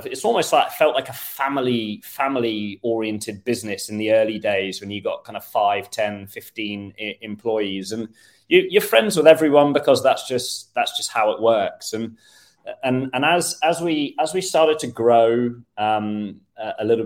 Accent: United Kingdom; moved away as an adult; now in Sweden; I'm British

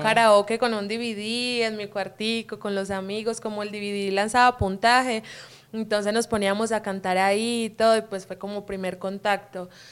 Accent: Quimbaya, Quindío, Colombia; accent: paisa; moved away as an adult; also born or lived in Villavicencio, Meta, Colombia; now in Guadalajara, Mexico; yo crecí ahí, pero nací en Villavicencio Meta, es en los llanos orientales, un poquito lejitos de ahí del Quindío, pero pues el Quindío son mis raíces, es donde crecí.

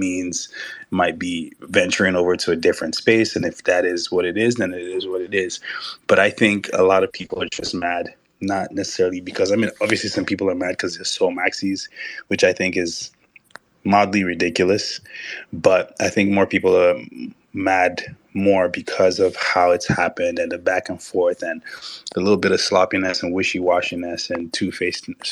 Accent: Nigeria; I'm Nigerian.

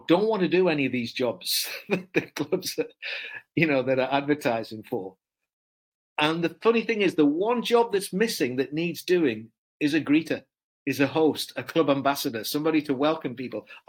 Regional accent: Durham, North East England, United Kingdom; I come from Durham, very close to Durham, and it's not a well-off part of the country

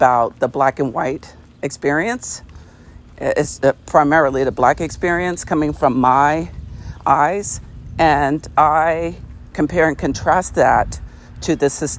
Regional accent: United States; our country, the United States

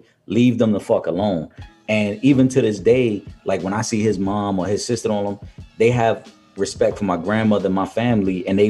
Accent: New York City, New York, United States; Growing up in Millbrook Projects

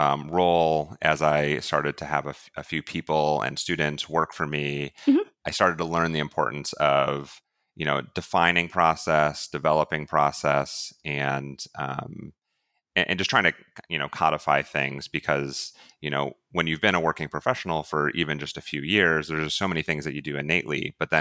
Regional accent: Ohio, United States; I grew up originally in Northeast Ohio and, mm-hmm. and came to Ohio University in Southeast Ohio and have made that my home.

